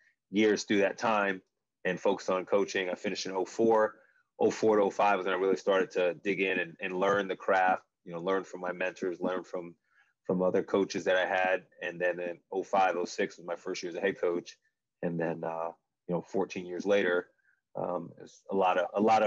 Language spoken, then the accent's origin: English; Long Island, New York, United States; growing up in New York, growing up in Long Island